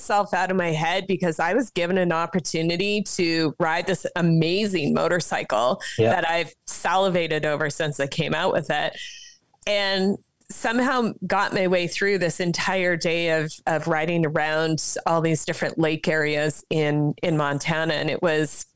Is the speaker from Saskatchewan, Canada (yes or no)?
yes; Saskatchewan, Canada; born and raised in Saskatchewan